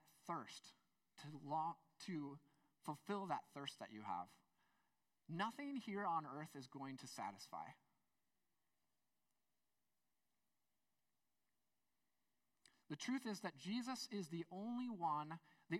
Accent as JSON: {"language": "English", "country": "United States", "said": "I'm an American"}